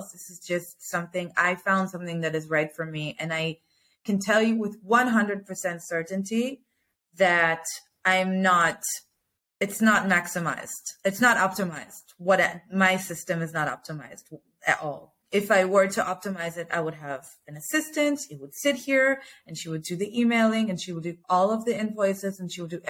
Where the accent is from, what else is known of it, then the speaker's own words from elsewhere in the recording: United States; now in Israel; I grew up in America